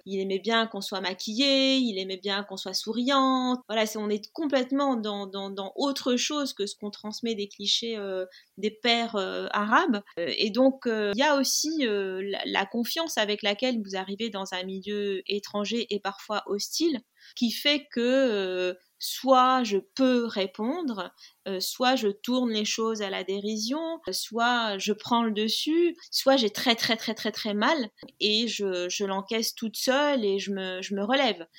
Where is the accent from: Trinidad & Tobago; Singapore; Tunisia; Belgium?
Tunisia; Tunis; moved away; also born or lived in Algiers, Algeria; j'ai grandi dans une, euh, une famille tunisienne